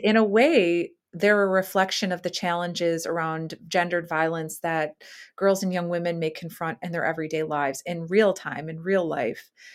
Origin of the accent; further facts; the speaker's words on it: Chicago, Illinois, United States; moved away as an adult; my hometown, which is Chicago